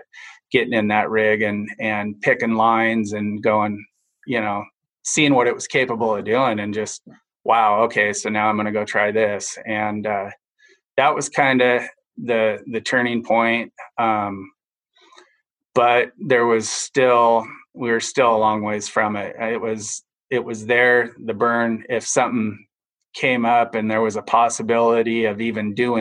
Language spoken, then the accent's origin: English; Enumclaw, Washington, United States; moved away as an adult; now in Naches, United States; I grew up in Enumclaw, got tired of the rain and chaos on the west side and moved east. And I've been there since 2004